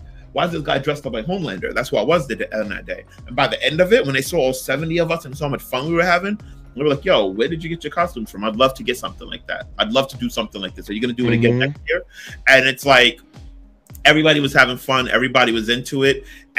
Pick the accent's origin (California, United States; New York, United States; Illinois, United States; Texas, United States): New York, United States; New York City; I'm from Brooklyn, born and raised.